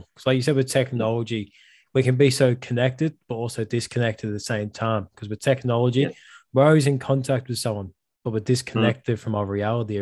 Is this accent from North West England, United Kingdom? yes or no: yes; Liverpool, North West England, United Kingdom; now in Australia; I'm originally from Liverpool, England